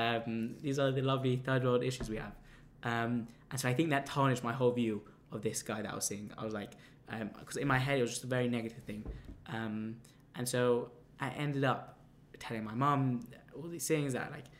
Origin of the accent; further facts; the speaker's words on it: London, United Kingdom; I come from London